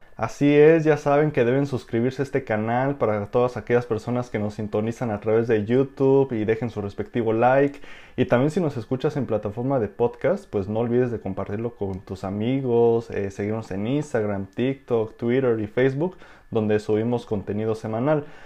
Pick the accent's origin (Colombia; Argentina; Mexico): Mexico; como ciudadano mexicano